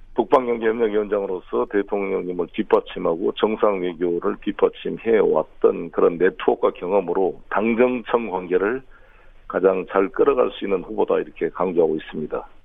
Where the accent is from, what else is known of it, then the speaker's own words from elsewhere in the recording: Honam, South Korea; moved away; also born or lived in Incheon; 호남 출신으로